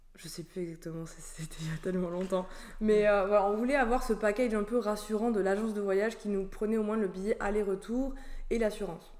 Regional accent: Toulouse, Occitania, France; moved away as an adult; now in Australia; je suis originaire du sud de la France, de Toulouse, du coup où j'ai vécu euh, du coup toute mon enfance

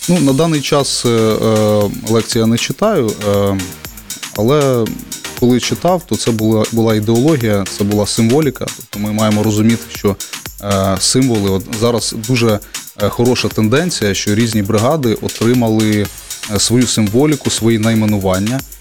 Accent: Kryvyi Rih, Dnipropetrovsk Oblast, Ukraine; also born or lived in Zhovti Vody; я з Кривого Рогу

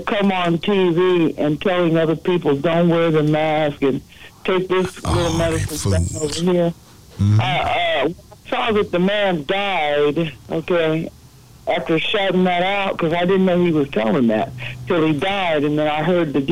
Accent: Dallas, Texas, United States; I'm from Dallas

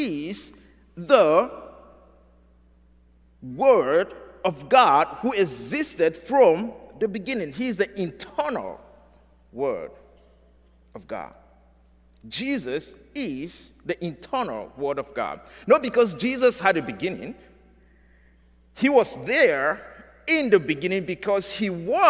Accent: Nigeria; moved away; I'm from Nigeria

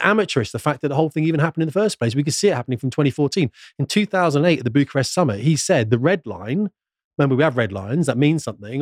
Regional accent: United Kingdom; a British man

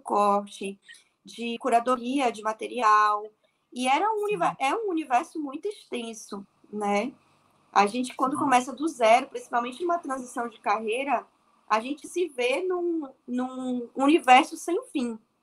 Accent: Bahia, Brazil; also born or lived in Salvador; eu sou da Bahia, né? Eu tô em Salvador.

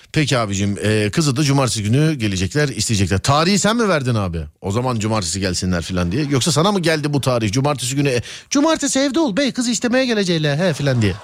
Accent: Istanbul, Turkey; Biz İstanbul çocuğuyuz

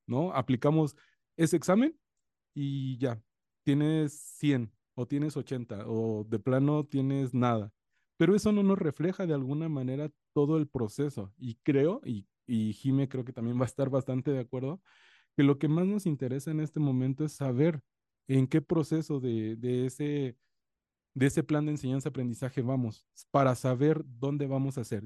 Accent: coast of Guerrero, Mexico; Yo soy de la costa de Guerrero

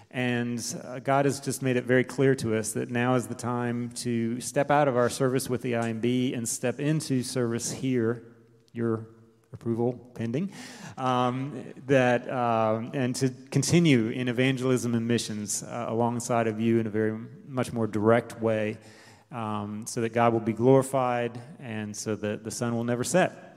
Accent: Delaware, United States; moved away as an adult; also born or lived in South Carolina; I'm originally from Delaware, uh, born and raised in a Christian home and a Baptist church there

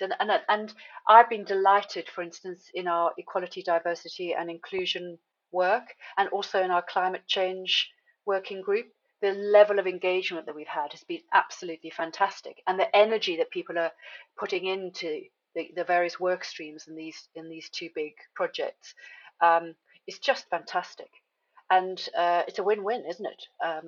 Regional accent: South Africa; moved away; I'm originally from South Africa

